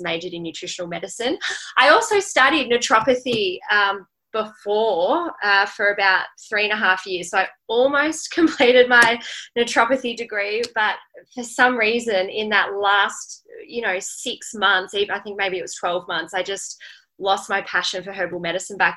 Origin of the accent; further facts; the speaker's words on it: Melbourne, Victoria, Australia; also born or lived in Byron Bay; now in Gold Coast, Australia; I'm originally from Melbourne.